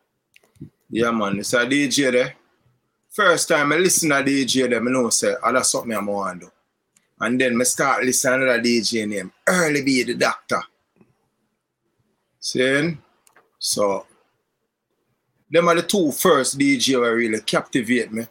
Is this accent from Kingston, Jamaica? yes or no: yes; Kingston, Jamaica; also born or lived in Franklin Town, Kingston; I grew up in a place called East Kingston